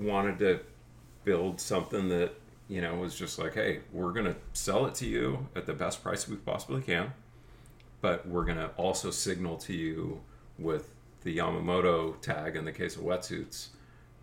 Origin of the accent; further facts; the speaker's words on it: Seal Beach, California, United States; I grew up in College Park East in Seal Beach, which is on the other side of the 405